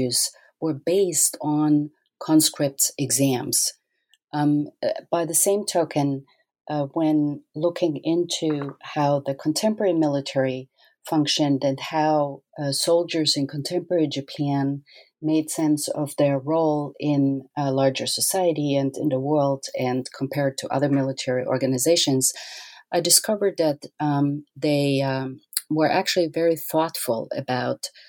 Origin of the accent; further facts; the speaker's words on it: Austria; moved away; I grew up in Austria